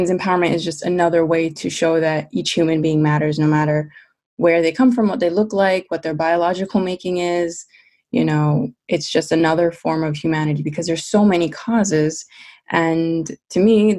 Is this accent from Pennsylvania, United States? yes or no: no; New York City, New York, United States; I was born in New York City